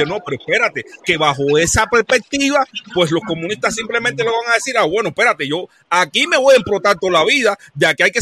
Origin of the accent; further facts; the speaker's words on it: Cuba; moved away; Yo, yo cuando salí de Cuba, que vi cómo estaba la cosa afuera, que comparé, dije, coño